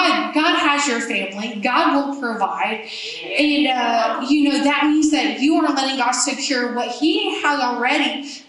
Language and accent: English; Germany; growing up in Germany, everyone had this code of rules. You do this and this and this on the Autobahn, the interstate.